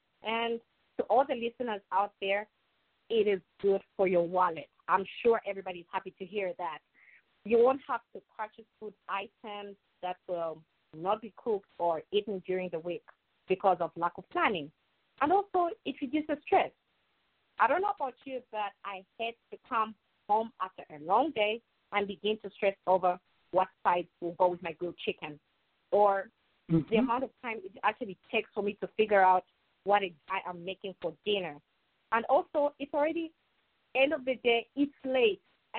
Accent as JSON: {"language": "English", "town": "New York City", "region": "New York", "country": "United States", "said": "And as a New Yorker, I'm here to actually do what I love, helping them organize and helping them prep."}